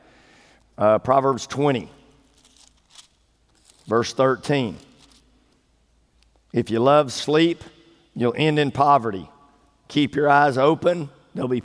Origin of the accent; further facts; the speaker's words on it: East Texas, United States; I grew up in East Texas. I grew up in the country, 18 miles out of town